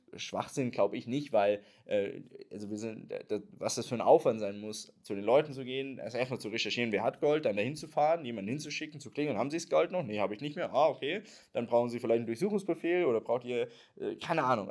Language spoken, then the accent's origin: German; Germany; wir halt über Jahrzehnte als Deutsche